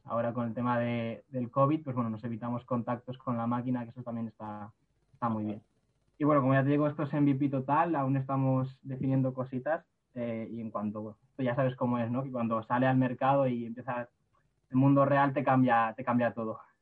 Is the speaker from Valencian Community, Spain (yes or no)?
yes; Villarreal, Valencian Community, Spain; yo soy de, de Villarreal